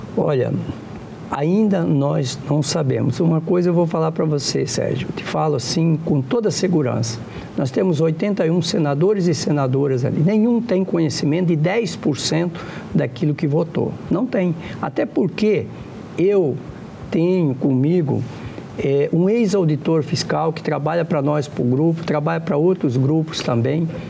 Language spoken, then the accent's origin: Portuguese; Santa Catarina, Brazil; moved away; also born or lived in Rondônia; É o caso de Santa Catarina, onde eu nasci